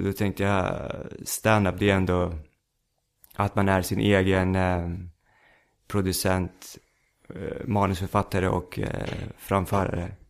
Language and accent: Swedish; Stockholm, Stockholm County, Sweden; accent: Rinkeby Swedish; jag är uppväxt i Rinkeby. Mm. I Stockholm.